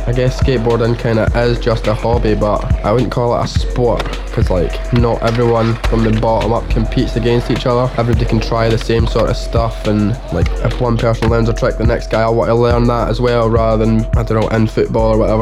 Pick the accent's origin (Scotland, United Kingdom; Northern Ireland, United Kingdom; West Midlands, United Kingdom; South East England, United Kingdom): Scotland, United Kingdom; Livingston; I'm from Livingston and we've had a skate park there since 1979